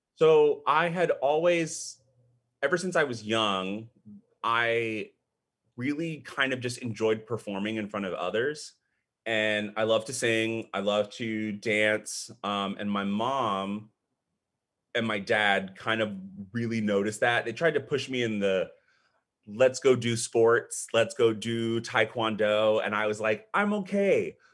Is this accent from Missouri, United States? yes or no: no; Austin, Texas, United States; also born or lived in Panama City, Panama / Wichita Falls, Texas; I've pretty much, um, grown up in the Austin area